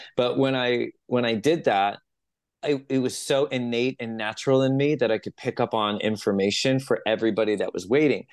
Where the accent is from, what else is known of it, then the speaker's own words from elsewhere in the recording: San Jose, California, United States; we had a metaphysical store at the end of our street in San Jose. I'm from San Jose, like Los Gatos, Campbell